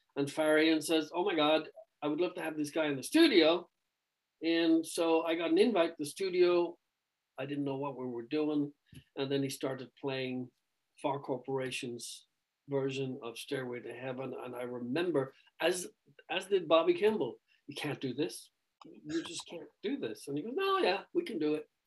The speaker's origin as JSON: {"language": "English", "country": "Ireland", "tie": "born or raised there", "said": "growing up in Ireland"}